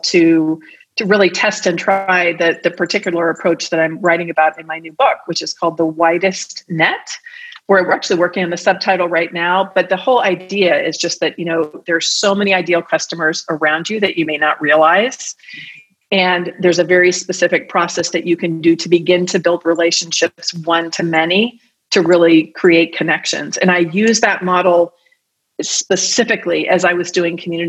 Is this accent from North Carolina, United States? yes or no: no; the Bay Area, California, United States; now in Arizona, United States; I'm originally from the Bay Area